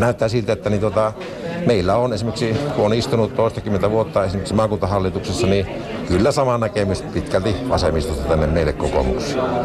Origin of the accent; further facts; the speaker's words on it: Kainuu, Finland; miten paljon meitä kainulaisia on täällä